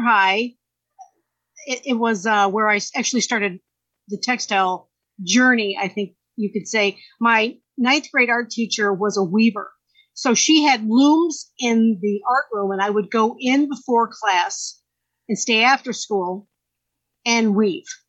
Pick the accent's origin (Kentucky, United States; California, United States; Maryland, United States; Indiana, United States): Indiana, United States; Valparaiso; I grew up in Valpo, and I went to uh, Thomas Jefferson Junior High